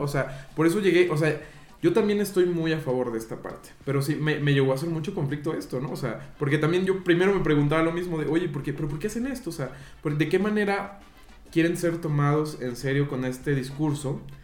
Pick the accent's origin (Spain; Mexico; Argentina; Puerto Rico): Mexico